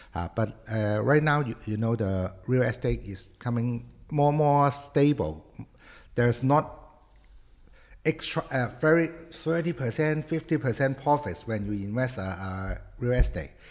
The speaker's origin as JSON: {"language": "English", "country": "Hong Kong", "also_born_or_lived": "Beijing / Shanghai / Guangzhou", "moved": "as an adult", "said": "I am from Hong Kong"}